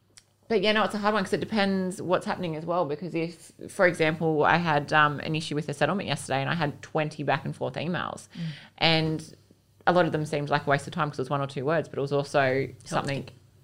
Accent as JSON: {"language": "English", "town": "Gosford", "region": "New South Wales", "country": "Australia", "tie": "born or raised there", "also_born_or_lived": "Wyong", "said": "I've been on the coast my whole life, but I actually grew up in Gosford, the Gosford end of the coast. Went to Our Lady of the Rosary at Wyoming and then to St. Joseph's at East Gosford."}